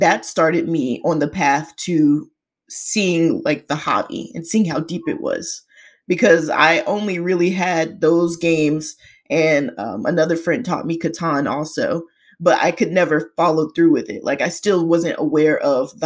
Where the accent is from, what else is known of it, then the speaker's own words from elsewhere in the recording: Atlanta, Georgia, United States; also born or lived in Florida; I was born and bred in Georgia. If someone wanted specifics, more Atlanta-ish than any other part of Georgia.